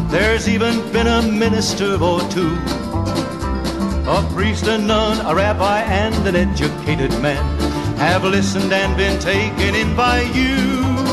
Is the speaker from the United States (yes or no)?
no; Canada; I grew up in Canada, okay?